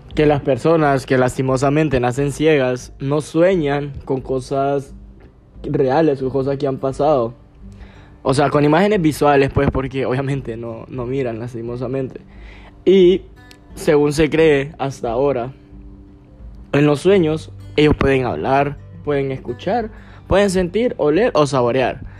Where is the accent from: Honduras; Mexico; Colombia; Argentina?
Honduras; Gracias, Lempira; yo soy de Gracias, Gracias Lempira, allá en Occidente, allá por donde murió Lempira, de allá soy. Entonces, yo me crié allá, crecí allá y todo